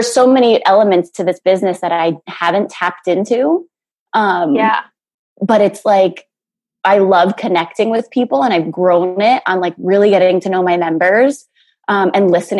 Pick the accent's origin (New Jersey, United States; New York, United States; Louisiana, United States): New Jersey, United States; moved away as an adult; also born or lived in Florida; now in Netherlands; I grew up in New Jersey with Nikki